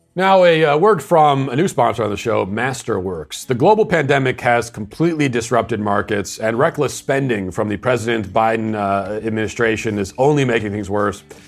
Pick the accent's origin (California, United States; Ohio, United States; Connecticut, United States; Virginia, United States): Virginia, United States; also born or lived in Tennessee; my home state of Virginia back to my old stomping grounds of Tennessee